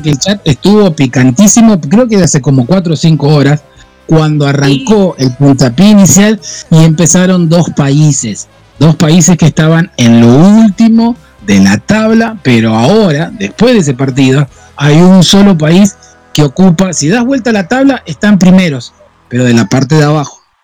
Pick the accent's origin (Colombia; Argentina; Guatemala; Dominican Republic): Argentina; Yo soy argentino.